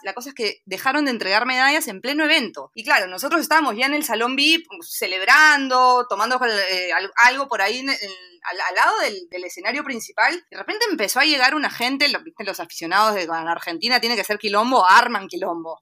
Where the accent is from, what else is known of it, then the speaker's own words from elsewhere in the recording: Lima, Peru; el aeropuerto Jorge Chávez, que es mi aeropuerto en Lima